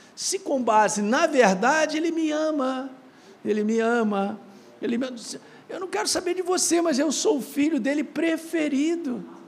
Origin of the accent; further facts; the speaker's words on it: Minas Gerais, Brazil; moved away; lá em Minas, onde eu nasci